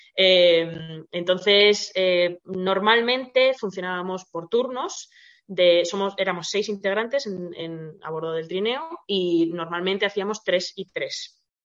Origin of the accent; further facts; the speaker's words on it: Spain; somos españoles